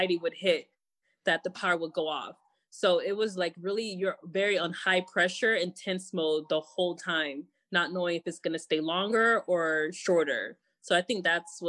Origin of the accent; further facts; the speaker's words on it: Miami, Florida, United States; moved away; I'm from Miami